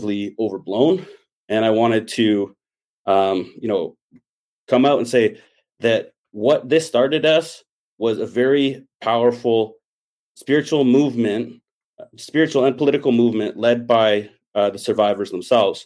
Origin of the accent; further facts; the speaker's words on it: Ottawa, Ontario, Canada; moved away as an adult; now in British Columbia, Canada; I grew up in Ottawa